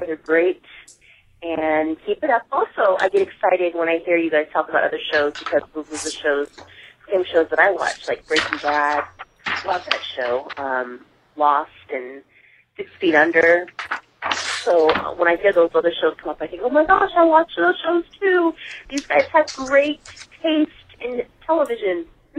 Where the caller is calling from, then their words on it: Seattle, Washington, United States; I'm calling from Seattle, Washington.